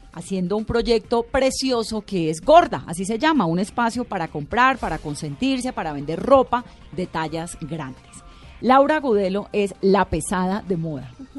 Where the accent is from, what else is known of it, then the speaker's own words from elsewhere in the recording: Cali, Valle del Cauca, Colombia; soy de Cali.